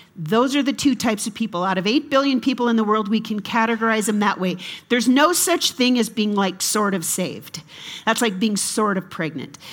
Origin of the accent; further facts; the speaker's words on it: United States; I'm an American